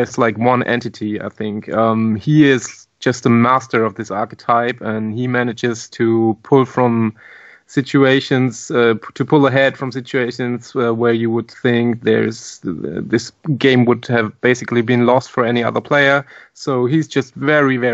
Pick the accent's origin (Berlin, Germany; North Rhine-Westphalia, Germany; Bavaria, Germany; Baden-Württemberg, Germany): Baden-Württemberg, Germany; Mannheim; I'm from Germany, from the town of Mannheim.